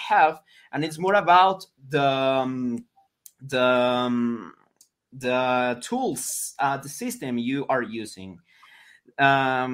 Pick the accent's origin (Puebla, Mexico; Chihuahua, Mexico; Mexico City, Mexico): Mexico City, Mexico; first language Spanish; English is a second language; I'm from Mexico City